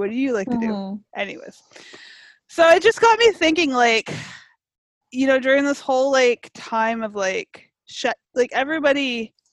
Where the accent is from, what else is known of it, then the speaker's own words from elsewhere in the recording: Canada; I'm from Canada